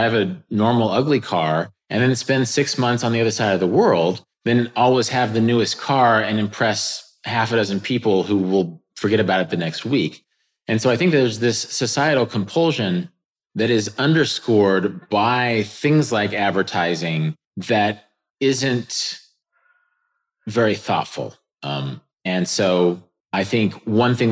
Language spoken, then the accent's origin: English; Kansas, United States; I got some land in Kansas, which is my home state. It's very near my family